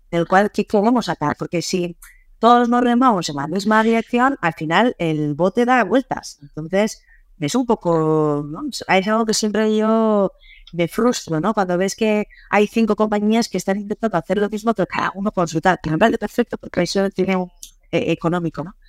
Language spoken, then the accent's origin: Spanish; San Sebastián, Basque Country, Spain; moved away as an adult; also born or lived in England; yo soy de Donosti